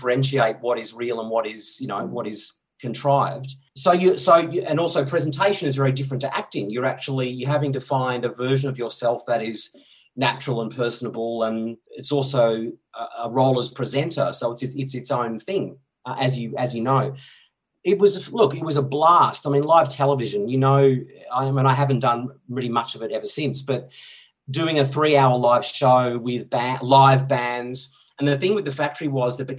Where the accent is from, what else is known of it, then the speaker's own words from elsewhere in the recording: Dandenong Ranges, Victoria, Australia; I grew up in the Dandenong Ranges in Victoria, about an hour out of Melbourne.